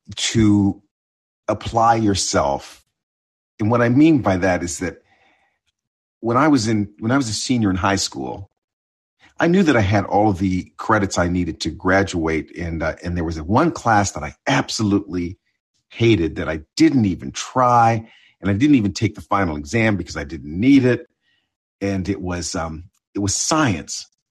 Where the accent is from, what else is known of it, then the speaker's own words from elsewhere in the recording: Ontario, Canada; moved away; also born or lived in Buffalo, New York; I, I'm half Canadian. I grew up in Ontario.